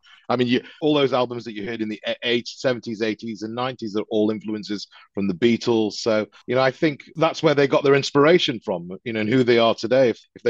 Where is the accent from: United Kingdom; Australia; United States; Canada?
United Kingdom; I was, because I'm like a Brit as well, so yeah.